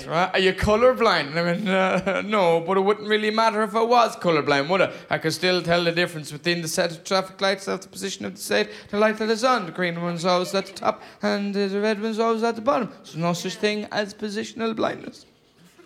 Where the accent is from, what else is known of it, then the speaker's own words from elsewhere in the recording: Ireland; I am from Ireland, but I am married to a Scottish lady